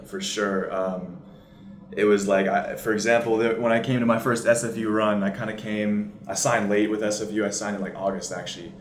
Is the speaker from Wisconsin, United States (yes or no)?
no; Seattle, Washington, United States; moved away as an adult; also born or lived in Vancouver, Canada; I was born in Seattle, Washington.